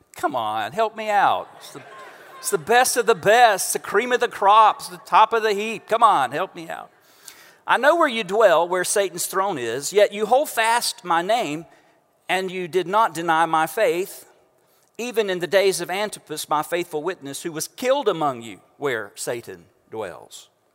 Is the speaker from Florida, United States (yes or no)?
yes; Central Florida, United States; now in Houston, United States; we know if you are from this area of Central Florida